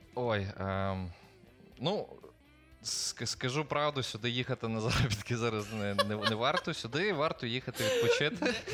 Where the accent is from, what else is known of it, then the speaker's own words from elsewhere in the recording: Ukraine; now in Portugal; Я кажу, ну, з України